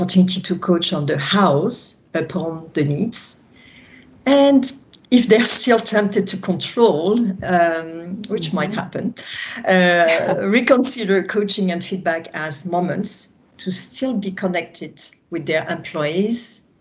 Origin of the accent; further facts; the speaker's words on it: France; accent: French; English is a second language; that's my French accent